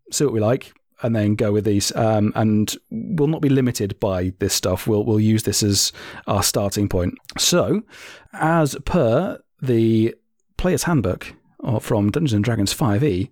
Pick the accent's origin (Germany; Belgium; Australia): Germany; moved away; I grew up in Germany